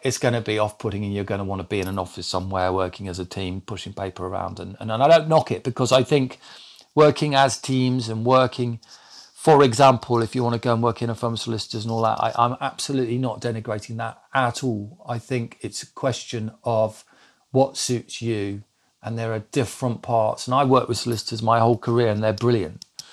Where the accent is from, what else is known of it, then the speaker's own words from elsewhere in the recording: Lincolnshire, East Midlands, United Kingdom; I was brought up in Lincolnshire because I say Master